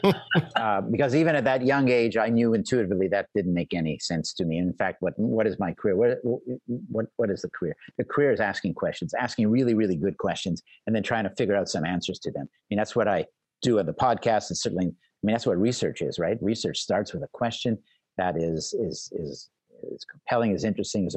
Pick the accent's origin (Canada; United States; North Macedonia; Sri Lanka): Canada; Montreal, Quebec; moved away; I'm Canadian and grew up in Montreal